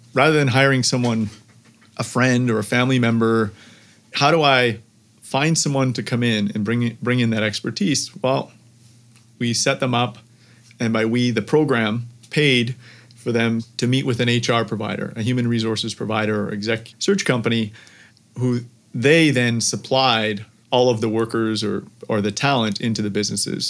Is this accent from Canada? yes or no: yes; Canada; I'm Canadian